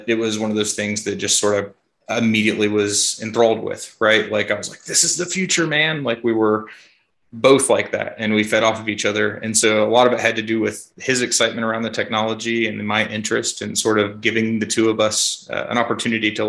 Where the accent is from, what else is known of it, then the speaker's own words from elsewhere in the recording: Kentucky, United States; also born or lived in Florida; I'm born and raised in Kentucky. Spent a short stint in Florida, but I've been in Kentucky most of my life